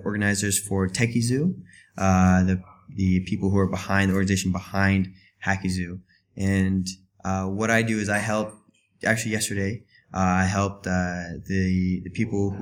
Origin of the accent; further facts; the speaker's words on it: Florida, United States; moved away as an adult; now in China; I'm originally from Florida, and I've been here in China for 3 years now.